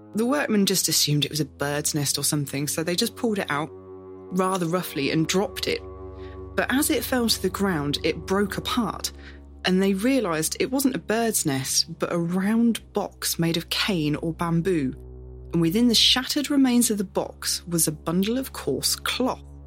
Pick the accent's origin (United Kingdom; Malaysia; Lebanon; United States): United Kingdom; Northamptonshire, East Midlands; our home county